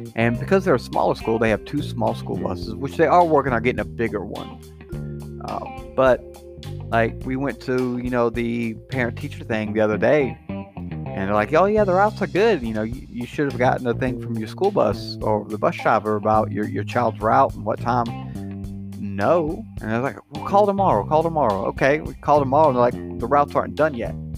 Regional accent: Scotland, United Kingdom; I'm Scottish

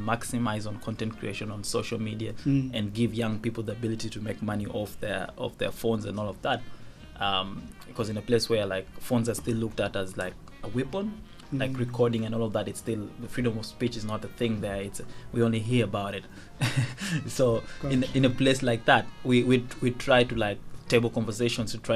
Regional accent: Uganda; first language Dinka; English is a second language; moved away; also born or lived in Kenya / Juba, South Sudan; I would say I grew up most of my life in Uganda, because I did about 16 years in Uganda.

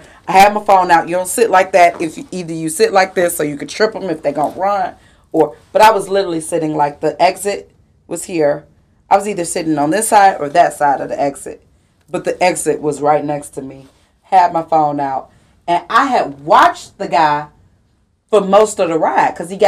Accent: Chicago, Illinois, United States; I grew up predominantly white neighborhood. I grew up in Bridgeport

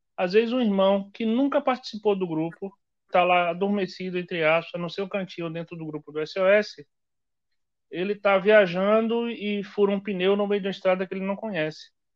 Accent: Jacobina, Bahia, Brazil; na cidade de Jacobina, que é minha terra-mãe.

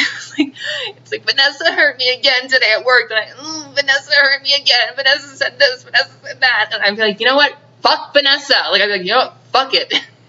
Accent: Long Island, New York, United States; now in Orange County, United States; but it's me, I talk like that, cause I'm from Long Island, am I right?

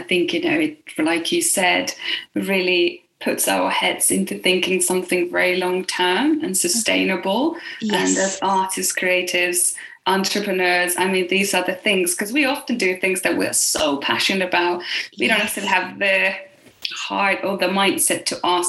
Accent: Finland; I'm from Finland

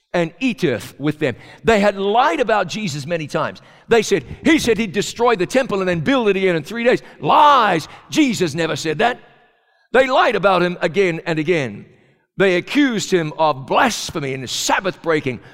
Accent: New Zealand; moved away; a kid growing up in New Zealand

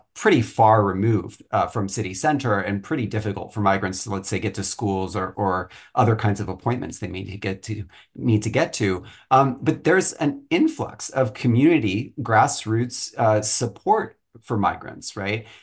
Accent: Flower Mound, Texas, United States; moved away; I grew up in in Flower Mound, Texas, which is north of Dallas

